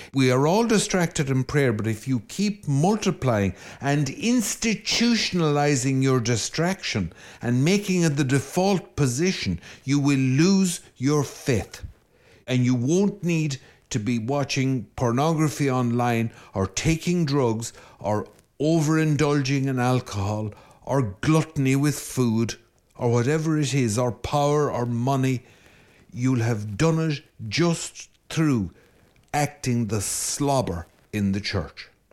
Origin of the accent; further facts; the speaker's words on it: Ireland; I'm Irish